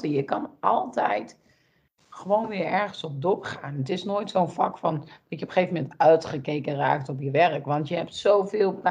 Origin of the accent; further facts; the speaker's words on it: Netherlands; ik als Nederlander